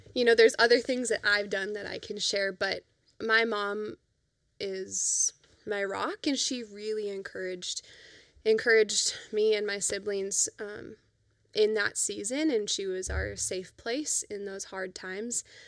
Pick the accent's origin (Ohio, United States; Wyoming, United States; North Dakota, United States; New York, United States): North Dakota, United States; Fargo; also born or lived in Grand Forks; we grew up in Fargo for the most part